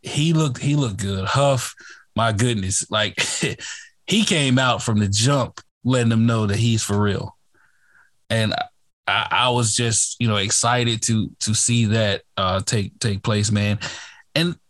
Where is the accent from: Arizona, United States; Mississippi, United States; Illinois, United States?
Mississippi, United States; I'm from Mississippi. I watched Ole Miss a lot